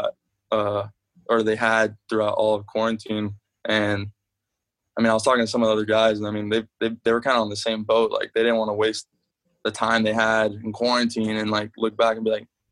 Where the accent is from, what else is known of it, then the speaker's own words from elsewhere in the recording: South Florida, United States; moved away; when I go back home, I'm from South Florida